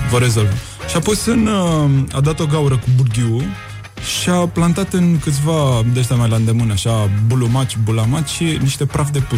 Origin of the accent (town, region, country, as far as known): Buzău County, Romania